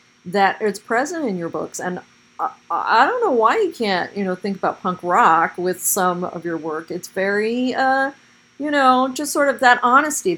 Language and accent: English; Portland, United States; my own growing up in Portland